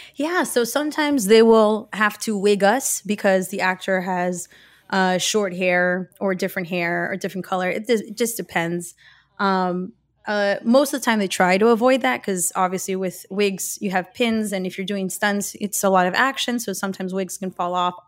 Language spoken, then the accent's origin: English; Miami, Florida, United States; I was born and raised in Miami, Florida